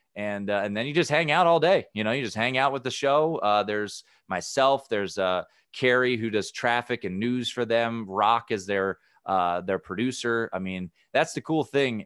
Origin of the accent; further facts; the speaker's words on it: Washington, District of Columbia, United States; my hometown, Washington, D C